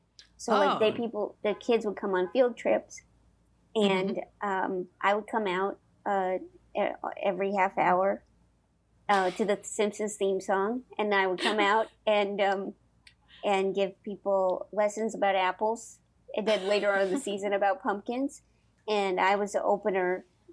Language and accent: English; St. Louis, Missouri, United States; St. Louis.